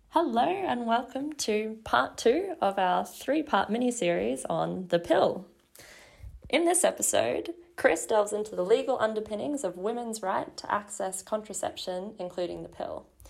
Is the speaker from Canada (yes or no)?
no; Australia; speaking as an Australian